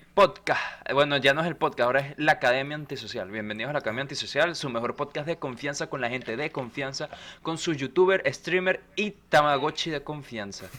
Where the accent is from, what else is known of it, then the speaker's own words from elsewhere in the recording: Venezuela; moved away; tres venecos que emigramos a tres diferentes partes del mundo